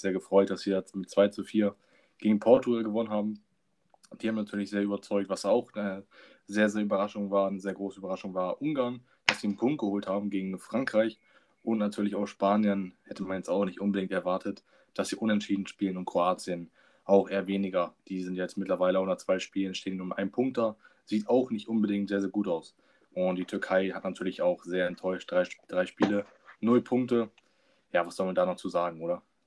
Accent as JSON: {"language": "German", "country": "Germany", "said": "als Deutscher"}